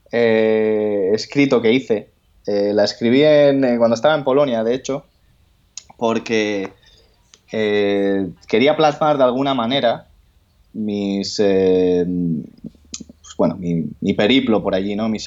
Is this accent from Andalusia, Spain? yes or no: yes; Andalusia, Spain; A mí no me llames gallego porque yo soy andaluz